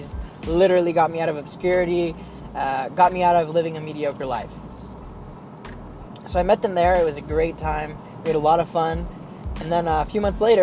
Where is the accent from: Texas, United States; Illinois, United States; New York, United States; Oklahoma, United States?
Oklahoma, United States; I'm from Oklahoma